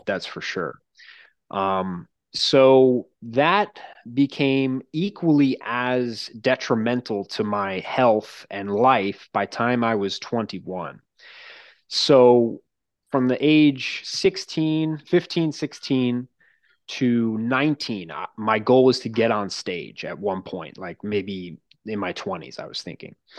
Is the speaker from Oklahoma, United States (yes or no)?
no; Long Island, New York, United States; I grew up on Long Island